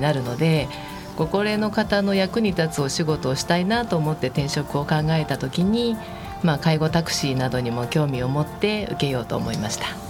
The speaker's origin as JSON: {"language": "Japanese", "town": "Higashikurume", "region": "Tokyo", "country": "Japan", "tie": "born or raised there", "also_born_or_lived": "Shakujii-koen, Nerima, Tokyo", "moved": "as an adult", "lives_now": "Nerima, Japan", "said": "二、え、十、ー、歳ぐらいまでずっと東久留米市におりました"}